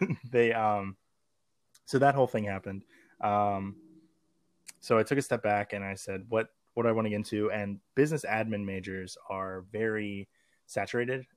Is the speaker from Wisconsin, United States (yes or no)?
no; Maryland, United States; I'm from Maryland, and we have a thing called magnet schools